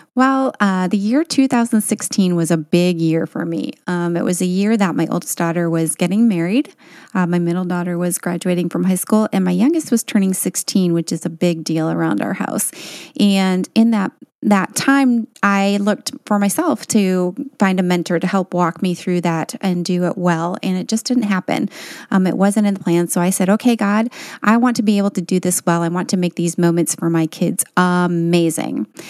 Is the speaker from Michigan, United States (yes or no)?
yes; Michigan, United States; also born or lived in Tennessee; originally we're from Michigan, and now we live part-time in Michigan and part-time in Tennessee